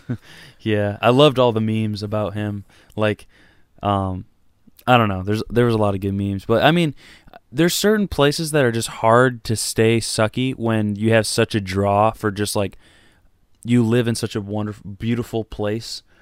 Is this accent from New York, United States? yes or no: no; Michigan, United States; Detroit, just because, like, that's my home state